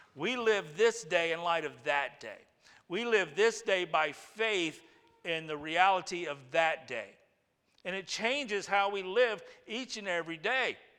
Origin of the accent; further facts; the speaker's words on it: United States; we're American